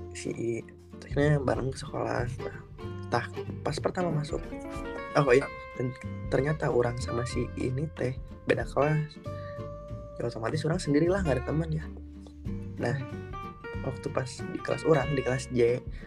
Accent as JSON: {"language": "Indonesian", "town": "Bandung", "region": "West Java", "country": "Indonesia", "tie": "born or raised there", "said": "dari SMP di Bandung"}